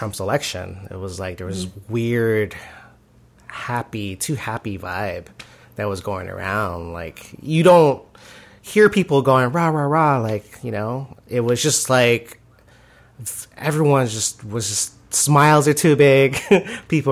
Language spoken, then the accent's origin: English; United States; we're just the rude, ugly American, intolerant of other cultures